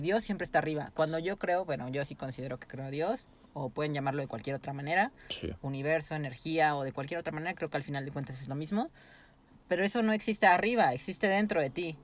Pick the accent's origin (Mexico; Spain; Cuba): Mexico; somos un pueblo muy